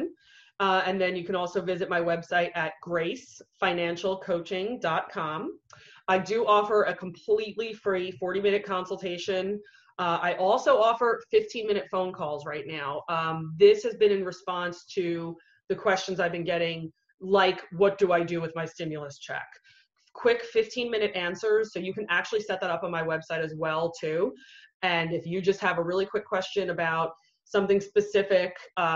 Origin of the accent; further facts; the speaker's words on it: New York, United States; moved away as an adult; also born or lived in San Diego, California; now in Virginia Beach, United States; I'm originally from New York